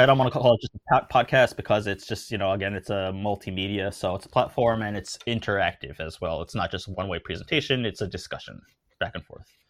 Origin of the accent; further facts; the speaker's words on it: United States; moved away as an adult; also born or lived in New York / Tokyo; I'm born and raised in the United States